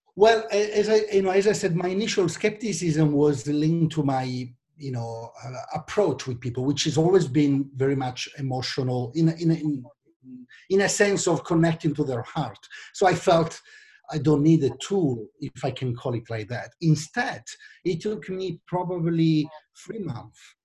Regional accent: Milan, Lombardy, Italy; accent: Italian; English is a second language; also born or lived in London; you might understand that from my accent, I'm from Italy, actually from Milan.

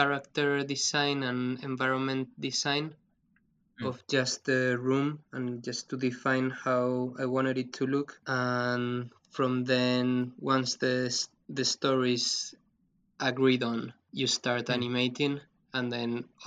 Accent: Madrid, Community of Madrid, Spain; moved away as an adult; also born or lived in Canada; now in Bristol, United Kingdom; I'm from Madrid

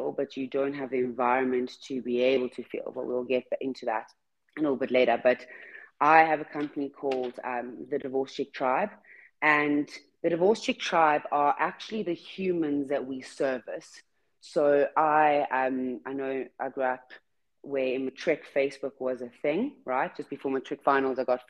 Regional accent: South Africa; I'm from South Africa

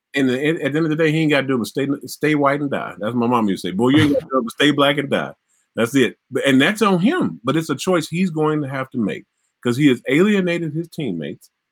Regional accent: Mississippi, United States; My home in Mississippi.

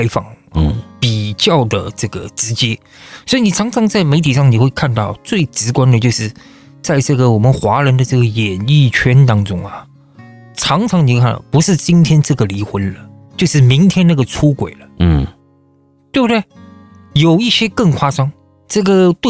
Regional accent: China; 你知道吗？我是从中国来的，对不对？

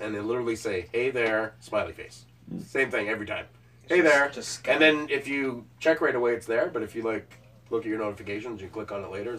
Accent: Waterloo, Ontario, Canada; And I'm from Waterloo.

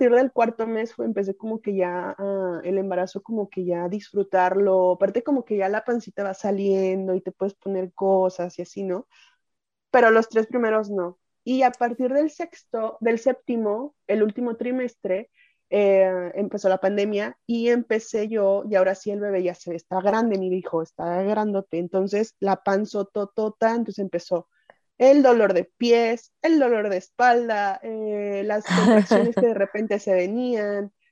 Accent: Mexico; Como buena mexicana.

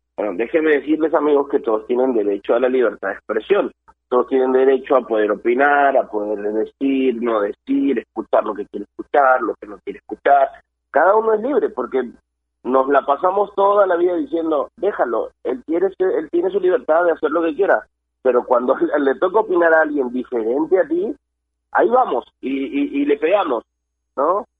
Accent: Peru; a nosotros como peruanos

